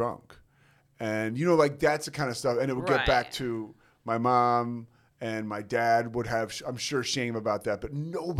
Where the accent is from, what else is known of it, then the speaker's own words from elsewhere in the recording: outside of Philadelphia, southeastern Pennsylvania, United States; I was raised outside of Philadelphia.